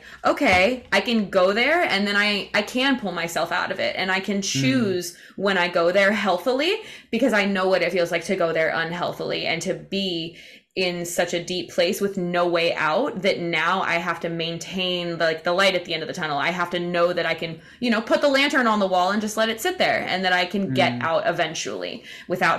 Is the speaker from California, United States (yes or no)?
no; Indiana, United States; now in Florida, United States; my hometown in Indiana, and I was coming back to where I live in Florida